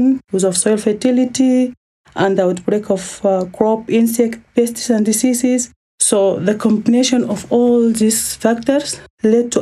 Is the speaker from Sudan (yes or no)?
yes; Sudan; moved away as an adult; now in Nairobi, Kenya; I'm from Sudan